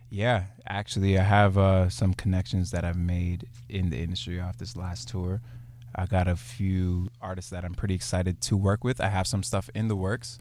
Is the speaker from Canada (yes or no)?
yes; Brampton, Ontario, Canada; I'm from Brampton. I'm coming from Brampton today